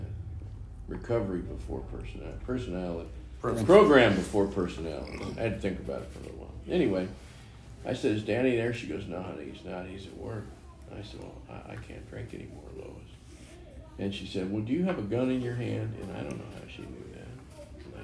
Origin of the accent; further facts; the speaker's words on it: St. Louis, Missouri, United States; moved away; also born or lived in Nevada / Saudi Arabia; I was born in St. Louis, Missouri